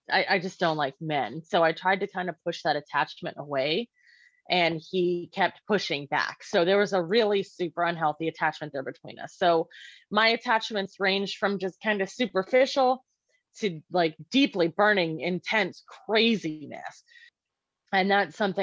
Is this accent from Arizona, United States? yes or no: yes; Maricopa County, Arizona, United States; I was actually born in a prison. I was born in the Maricopa County State Women's Facility or Women's Correctional Facility.